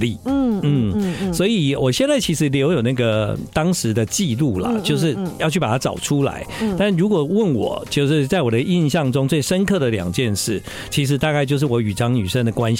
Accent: southern Taiwan, Taiwan; now in Taipei, Taiwan; 其实呢，啊、呃，在我还在念大学的时候，嗯，啊，我从南部来到台北，对对，一切的事情都感到非常的新鲜

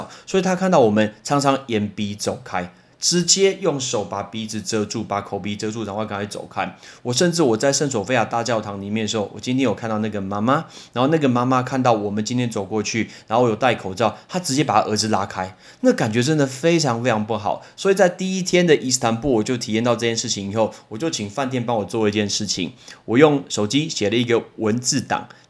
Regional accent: Taiwan; I'm not from China。I'm not from China，我不是中国来的，我是台湾来的

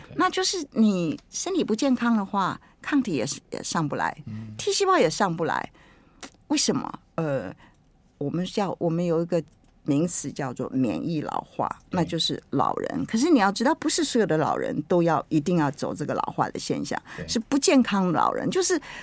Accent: Taiwan; 我台湾人很会取名字

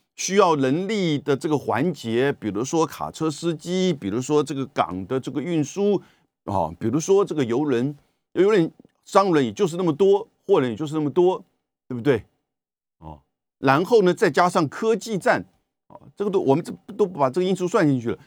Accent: Taiwan; 美国人的消费习惯跟我们台湾的不一样的

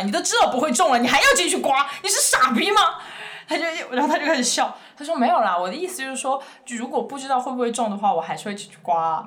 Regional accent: Chengdu, Sichuan, China; moved away; 我是成都人

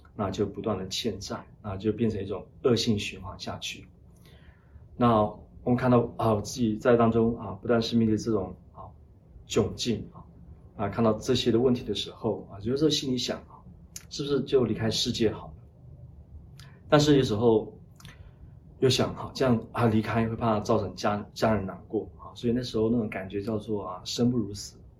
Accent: Lashio, Shan State, Myanmar; 我小时候出生在缅北，那旭，他是滇缅公路的终点站。我小的时候呢，父母离异，啊，因此呢，我母亲呢，一人独立抚养我们三姐弟长大

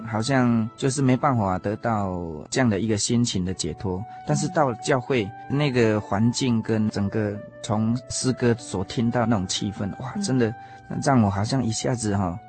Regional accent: Puli, Nantou County, Taiwan; 我们住在南投县埔里镇，啊，一个很淳朴的乡下。啊，从小，啊，我们都是在这样的一个乡村长大。那我是我家里排行老幺的，所以我上面有一个哥哥，啊，三个姐姐

